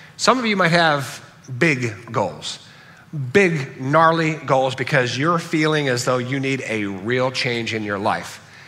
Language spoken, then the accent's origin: English; Southern California, United States; From birth, I grew up in Southern California.